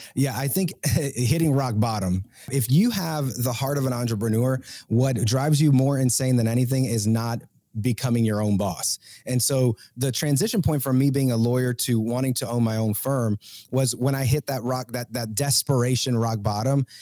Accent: Puerto Rico; moved away; also born or lived in Georgia, United States; I am originally from Puerto Rico

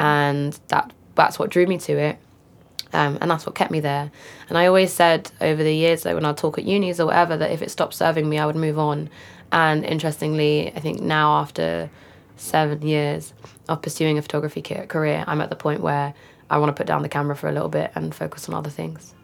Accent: London, United Kingdom; I grew up in Walthamstow in northeast London

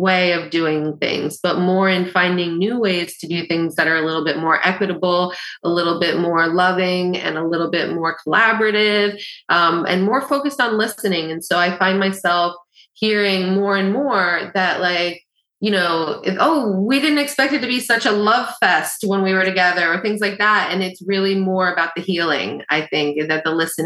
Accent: along the Hudson River, New York, United States; I was born up in New York along the Hudson River, close to New York City, and spent a lot of time down in New York City

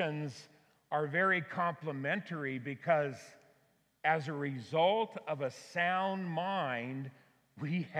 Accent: Auburn, California, United States; my hometown of Auburn, California

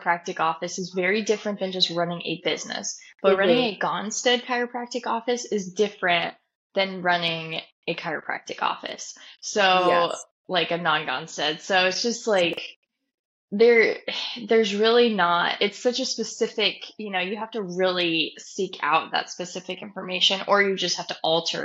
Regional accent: Nebraska, United States; moved away; I'm from Nebraska

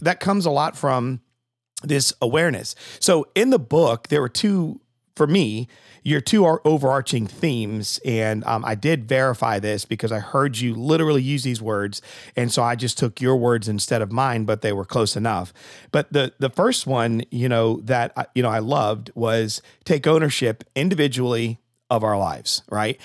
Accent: Connecticut, United States; I'm from Connecticut

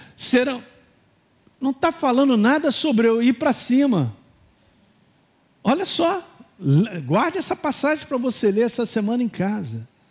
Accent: Governador Valadares, Minas Gerais, Brazil; moved away; quando eu era garoto, lá em Valadares

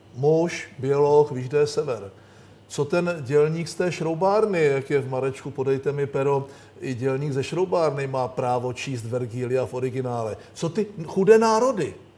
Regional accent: Czechia

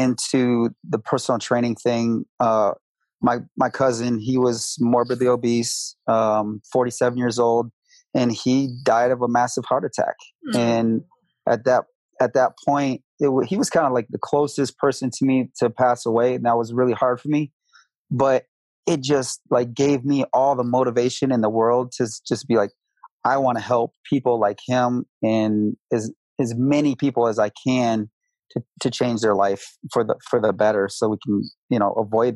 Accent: Grand Rapids, Michigan, United States; moved away as an adult; now in Colorado, United States; I'm originally from Michigan, Grand Rapids, Michigan. And I moved out to Colorado 11 years ago.

